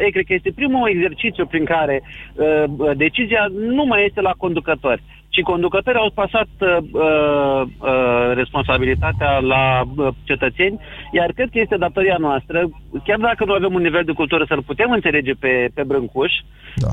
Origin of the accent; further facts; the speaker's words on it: Iași, Iași County, Romania; Eu vă sunt din Iași